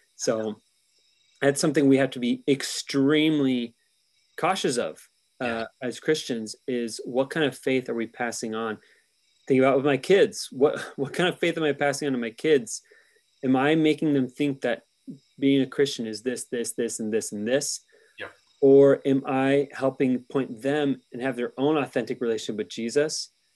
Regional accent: United States; as an American

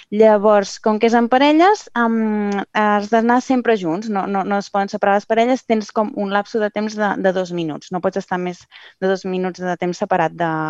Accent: Catalonia, Spain; nosaltres som del Maresme

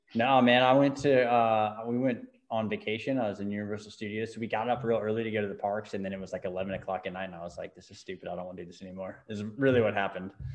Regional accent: Newport Beach, California, United States; I was born in Newport beach

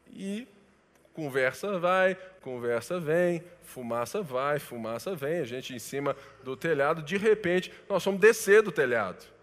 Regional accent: Brazil; Nós somos brasileiros

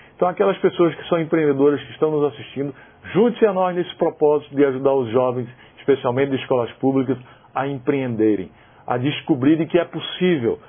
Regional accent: Paraíba, Brazil; moved away; lá na cidade que eu nasci, na Paraíba

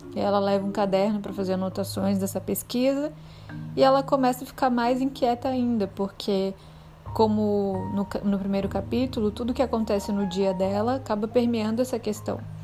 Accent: Belém, Pará, Brazil; born or raised there; now in Salvador, Brazil

